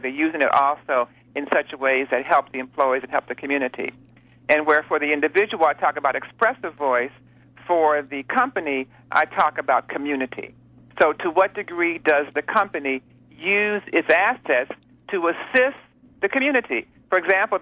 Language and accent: English; Detroit, Michigan, United States; moved away; I'm from Detroit originally